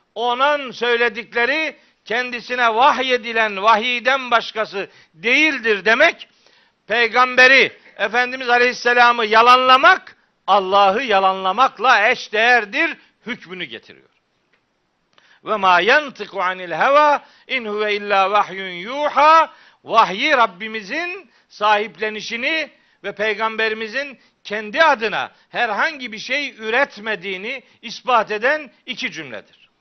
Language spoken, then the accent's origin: Turkish; Çaykara, Trabzon, Turkey; moved away; also born or lived in Of; ben Çaykaralıyım